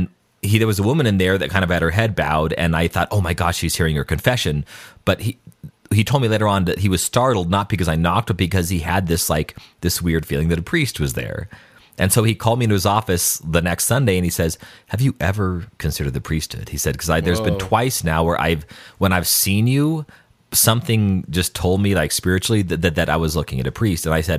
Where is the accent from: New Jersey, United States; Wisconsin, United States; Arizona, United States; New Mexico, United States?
New Mexico, United States; Albuquerque; we didn't take the school bus to school, but we took the city bus to school in Albuquerque.